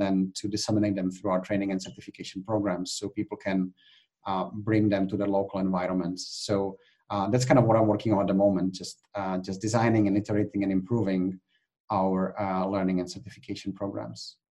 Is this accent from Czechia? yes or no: yes; Czechia; also born or lived in United Kingdom; now in Spain; I'm actually originally from the Czech Republic. Um, I was born in Czechoslovakia at the time